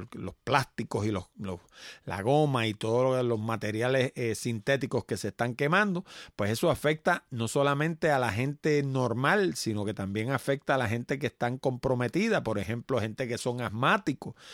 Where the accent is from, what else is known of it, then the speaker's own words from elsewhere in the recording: Puerto Rico; somos nosotros puertorriqueños